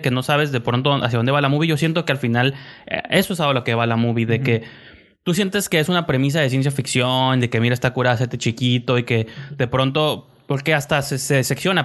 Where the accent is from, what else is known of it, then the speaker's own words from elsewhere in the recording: Mexico; also born or lived in Tijuana; nosotros como mexicanos